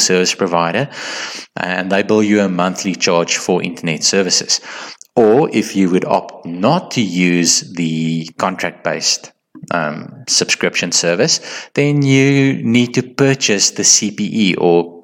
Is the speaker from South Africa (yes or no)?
yes; South Africa; as a South African